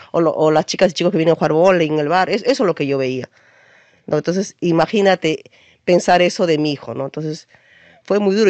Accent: Huancayo, Junín, Peru; yo soy huancaína

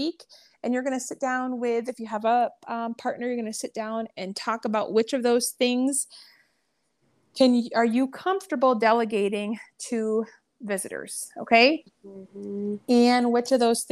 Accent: New England, United States; moved away; I'm actually originally from New England area

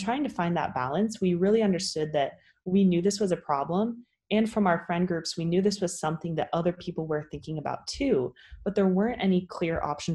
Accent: California, United States; I'm originally from California

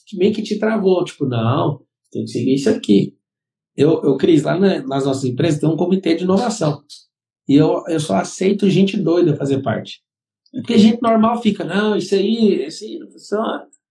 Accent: Brazil; Nós somos brasileiros

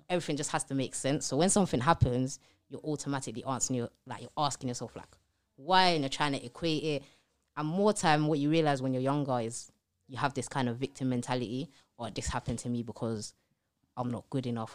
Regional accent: London, United Kingdom; I grew up in East London, um, on a council estate, loads of siblings

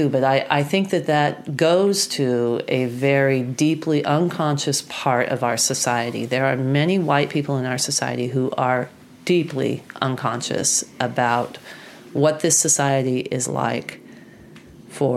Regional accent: Oregon, United States; the county courthouse of my hometown

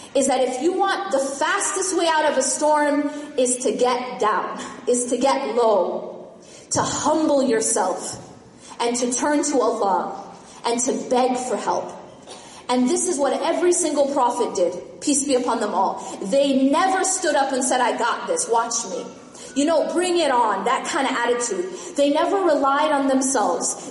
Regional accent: Midwest, United States; I grew up in the Midwest.

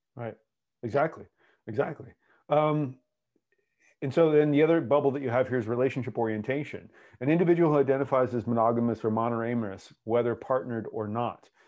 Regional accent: United States; accent: American; my American accent

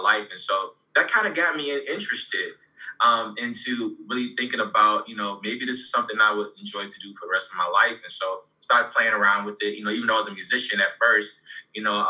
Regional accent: Savannah, Georgia, United States; now in Orlando, United States; I'm originally from Savannah, Georgia. I reside in Orlando, Florida

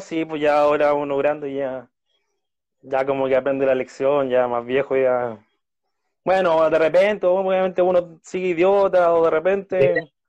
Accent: Santiago, Santiago Metropolitan Region, Chile; also born or lived in southern Chile; Micalvi, bueno, es donde, donde vivo desde, desde los años 90

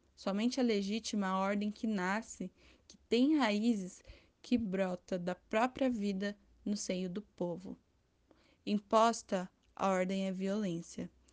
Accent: Brazil; como brasileiro

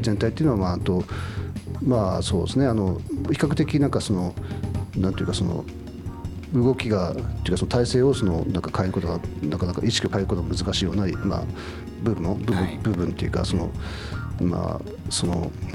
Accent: Doto, Hokkaido, Japan; now in Sapporo, Japan; 僕も道東出身で

